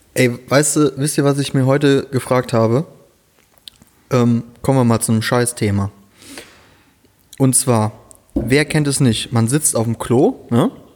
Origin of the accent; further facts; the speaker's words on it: Rhineland, Germany; moved away as an adult; now in Siegen, Germany; ich komme ja ursprünglich da aus dem Rheinland